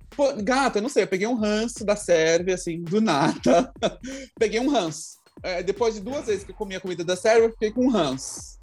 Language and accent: Portuguese; Brazil; eu sou brasileiro